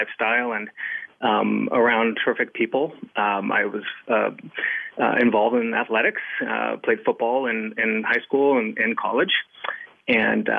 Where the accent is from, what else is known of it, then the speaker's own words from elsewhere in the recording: Southern California, United States; I grew up in Southern California